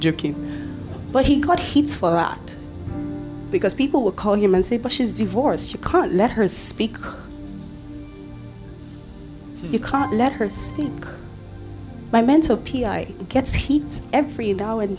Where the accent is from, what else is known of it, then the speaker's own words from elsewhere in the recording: Warri, Delta, Nigeria; English is a second language; my hometown, Warri Delta State